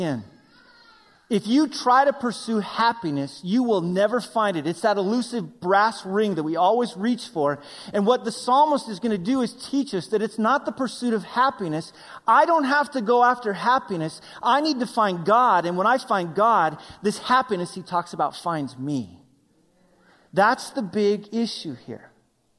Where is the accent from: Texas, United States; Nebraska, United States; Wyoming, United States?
Wyoming, United States; moved away; I grew up in Wyoming